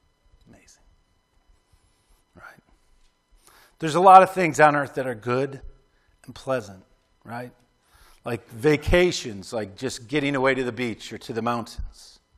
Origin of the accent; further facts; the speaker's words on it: Clarence, New York, United States; Like I remember growing up in Clarence, New York